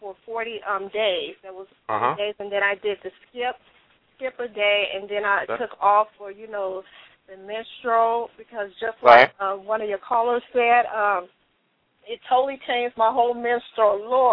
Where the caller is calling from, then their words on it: Fontana, California, United States; I'm calling from Fontana.